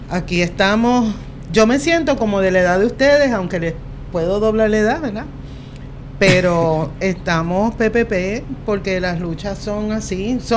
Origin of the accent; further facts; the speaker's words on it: Bayamón, Puerto Rico; yo soy de Bayamón